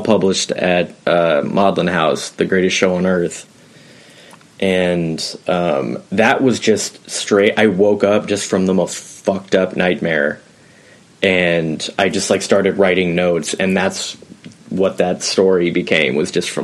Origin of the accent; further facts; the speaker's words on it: Portland, Oregon, United States; I'm from Portland, Oregon